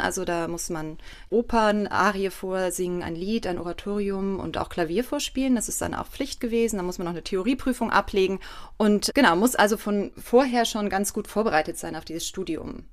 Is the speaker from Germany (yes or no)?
yes; Erftstadt, North Rhine-Westphalia, Germany; moved away as an adult; also born or lived in Cologne; now in Mainz, Germany; ich bin ja nicht in Köln aufgewachsen, ich bin auch außerhalb in Erftstadt aufgewachsen